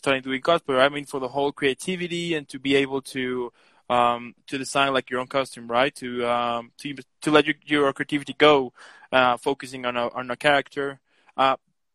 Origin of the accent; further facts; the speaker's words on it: Mexico; so I'm from Mexico.